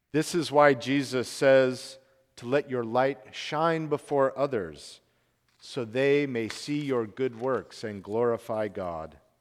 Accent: Salt Lake City, Utah, United States; I grew up in Salt Lake City, Utah

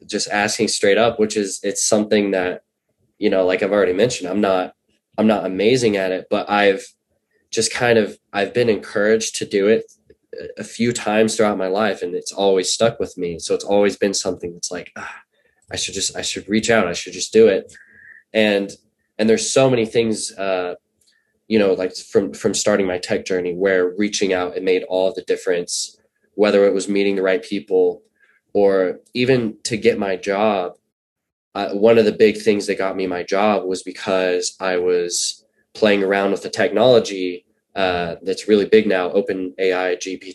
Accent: Oklahoma City, Oklahoma, United States; moved away; I'm from Oklahoma originally. I never lived in Tulsa. It was always Oklahoma City.

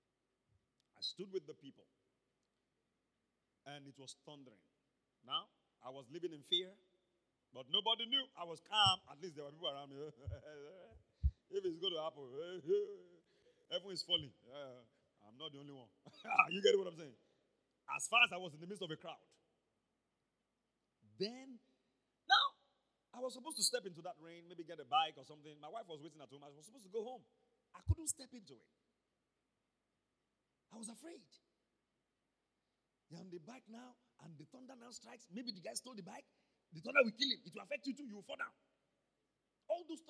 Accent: Ibadan, Oyo, Nigeria; also born or lived in Akobo; when I was growing up in Mokola, I used to play football on the street

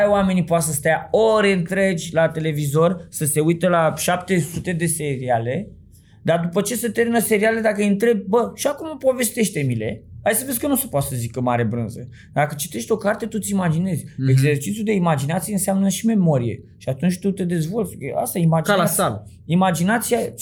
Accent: Bucharest, Romania; vin din Sălăjean

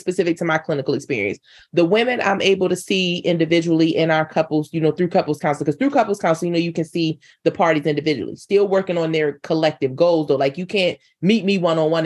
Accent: North Carolina, United States; moved away; I'm from North Carolina

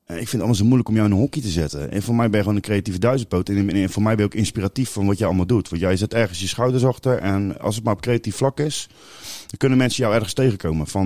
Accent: Amsterdam, North Holland, Netherlands; als je mijn leeftijd bent en ik kom uit Amsterdam

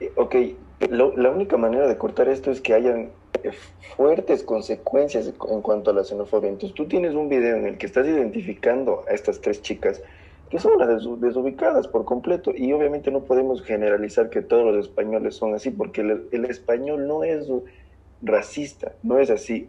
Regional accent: southern Ecuador, Ecuador; las personas del sur, donde yo nací, no tienen el mismo acento que las personas del norte como en Quito

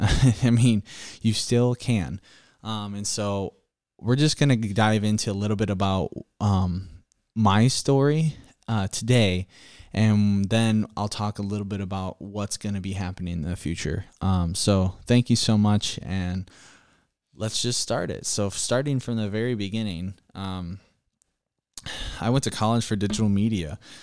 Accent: Iowa, United States; I'm a Midwesterner. I live in Iowa my whole life.

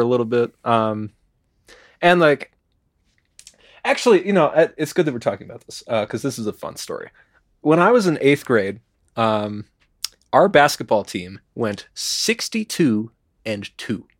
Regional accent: Chicago, Illinois, United States; moved away; I grew up in Chicago

